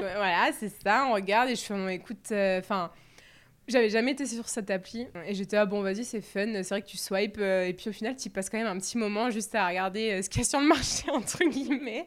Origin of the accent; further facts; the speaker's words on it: Bordeaux, Nouvelle-Aquitaine, France; je suis de Bordeaux